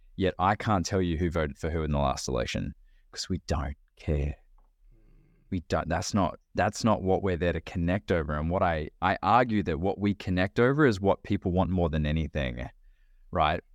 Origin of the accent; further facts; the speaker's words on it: Australia; moved away as an adult; now in United States; when I was living in Australia, I was twenty, I was twenty-five when I moved